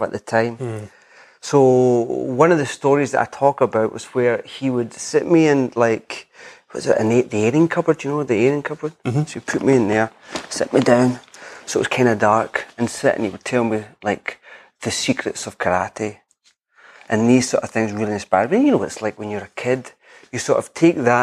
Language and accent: English; west coast of Scotland, United Kingdom; moved away as an adult; also born or lived in England; now in Edinburgh, United Kingdom; I'm from the west coast of Scotland.